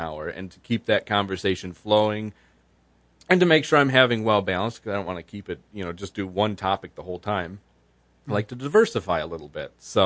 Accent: Byron Township, United States; I'm working with a group of citizens in my hometown of Byron Township

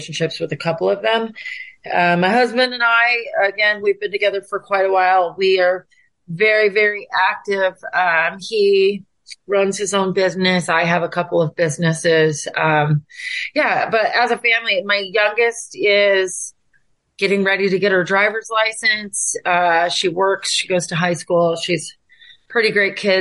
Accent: Tacoma, Washington, United States; I was born and raised in Tacoma, Washington to my parents.

